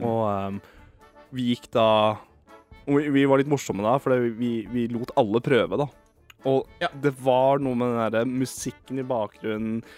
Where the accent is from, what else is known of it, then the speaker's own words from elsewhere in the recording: Eastern Norway, Norway; accent: Østlandsdialekt (Eastern Norwegian); min dialekt, da. Østlandsdialekt